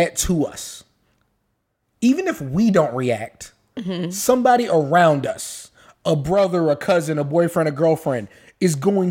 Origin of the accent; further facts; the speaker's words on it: San Antonio, Texas, United States; we're from San Antonio.